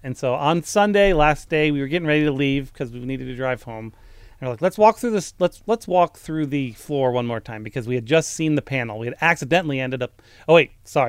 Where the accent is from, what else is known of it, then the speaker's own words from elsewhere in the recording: United States; my experience as an American